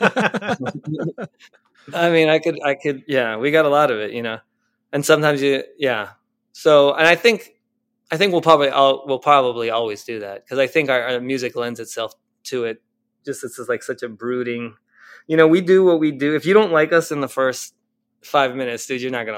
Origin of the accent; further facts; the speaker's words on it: Argentina; I'm from Argentina